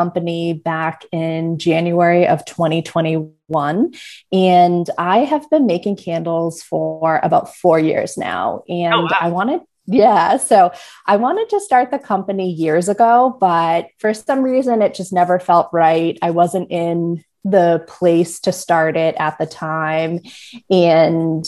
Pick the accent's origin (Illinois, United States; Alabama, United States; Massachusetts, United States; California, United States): Massachusetts, United States; Melrose; moved away as an adult; now in Maine, United States; I grew up right outside of Boston in Melrose.